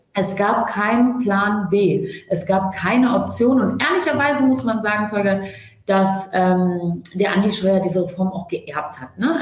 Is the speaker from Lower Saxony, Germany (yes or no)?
yes; Hanover, Lower Saxony, Germany; wir kommen aus Hannover